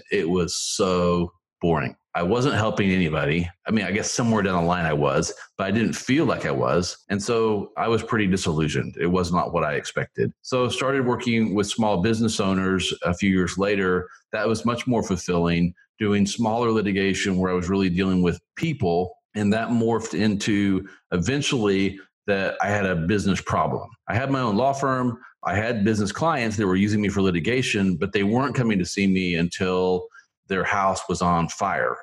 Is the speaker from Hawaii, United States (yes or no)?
no; Tulsa, Oklahoma, United States; moved away; also born or lived in Philippines / Missouri; I was born there when my dad was in the Navy. They quickly got me back to the States, and I grew up in Oklahoma in the Tulsa area